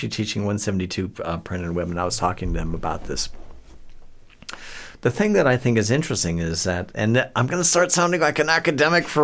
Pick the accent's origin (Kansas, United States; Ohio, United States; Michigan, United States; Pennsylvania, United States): Ohio, United States; Akron; born there; I was born in Akron, Ohio, um, land of … which is kind of frames things a bit.